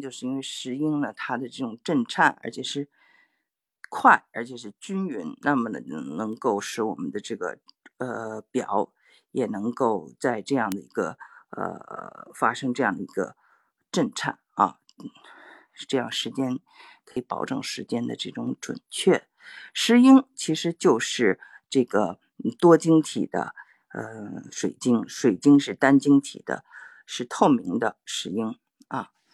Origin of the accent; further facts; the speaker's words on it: Beijing, China; accent: Beijing; moved away; 我们从中国长大的人